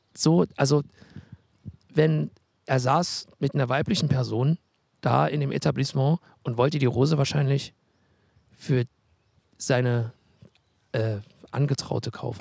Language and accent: German; Halle, Saxony-Anhalt, Germany; Als Hallenser